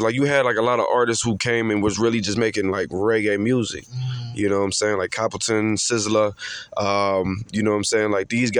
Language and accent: English; Cleveland, Ohio, United States; moved away as an adult; now in Charlotte, United States; born and raised actually in Cleveland, Ohio. I just moved out here about 2.5-3 years ago.